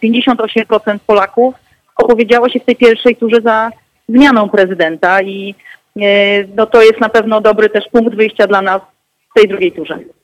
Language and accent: Polish; Gdańsk, Pomeranian Voivodeship, Poland; z mojego rodzinnego miasta, gdzie głosowałam rano w Gdańsku